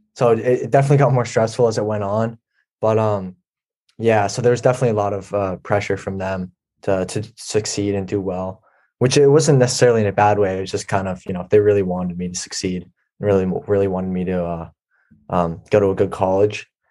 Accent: Swampscott, Massachusetts, United States; I'm from uh, Swampscott, Massachusetts

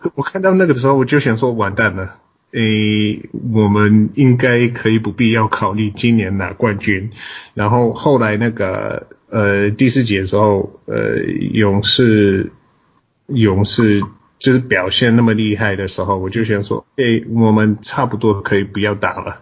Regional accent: United States; Chinese is a second language; 身为美国人的我，不是母鱼者的我

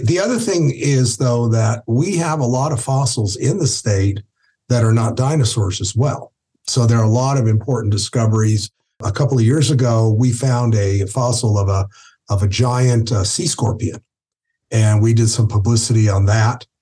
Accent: Albuquerque, New Mexico, United States; I grew up in Albuquerque

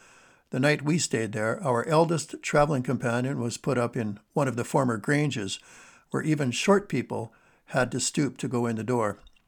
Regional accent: Canadian West, Canada; the same kind of lines I knew from my childhood among Scandinavian settlers in the Canadian West where I grew up.

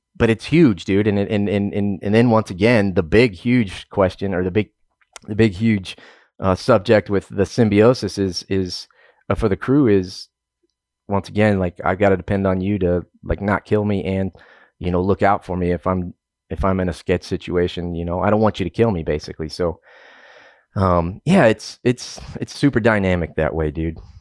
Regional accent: Oklahoma, United States; moved away as an adult; also born or lived in Southern New Mexico / Southern California / Eastern Montana / Southern Illinois; I'm originally from Oklahoma

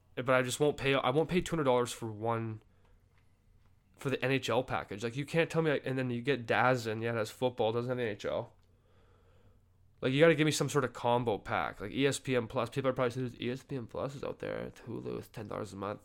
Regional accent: Canada; I'm obviously Canadian

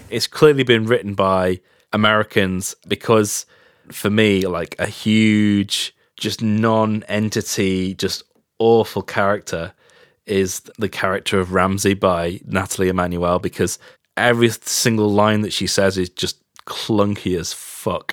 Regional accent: England, United Kingdom; as an English person or as a British person

